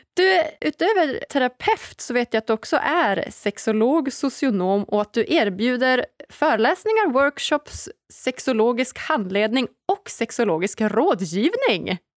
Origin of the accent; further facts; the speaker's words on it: Norrland, Sweden; now in Stockholm, Sweden; Jag är ju hemma i Norrland istället för att vara i Stockholm där jag bor till vardags